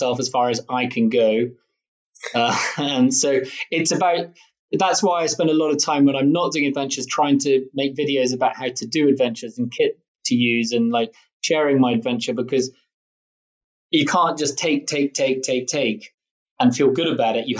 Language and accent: English; Scotland, United Kingdom; being Scottish